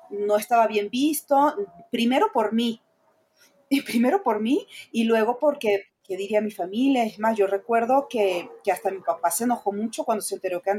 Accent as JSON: {"language": "Spanish", "country": "Venezuela", "moved": "as an adult", "lives_now": "Mexico City, Mexico", "said": "años viviendo en México, así que soy la venezolana más mexicana que hay."}